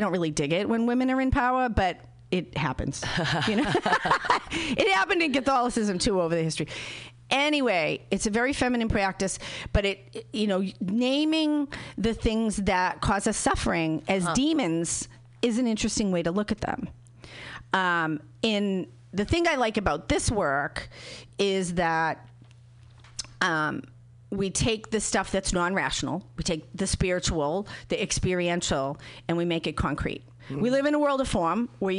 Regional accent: Boston, Massachusetts, United States; when I'm from Boston and we don't talk about stuff like that.

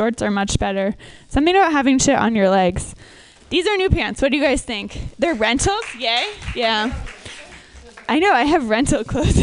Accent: suburbs of Minneapolis, Minnesota, United States; I'm from Minnesota

